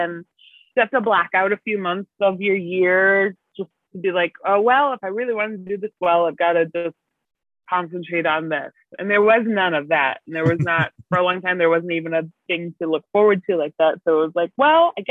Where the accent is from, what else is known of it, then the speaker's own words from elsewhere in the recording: Kenosha, Wisconsin, United States; moved away as an adult; now in Chicago, United States; I grew up in Kenosha, Wisconsin